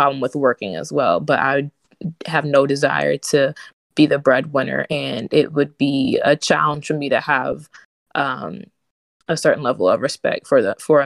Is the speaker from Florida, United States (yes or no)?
no; Virginia, United States; from Virginia, born and raised